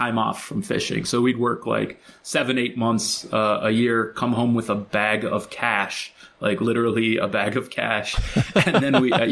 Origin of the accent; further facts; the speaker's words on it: Chicago, Illinois, United States; I grew up in Chicago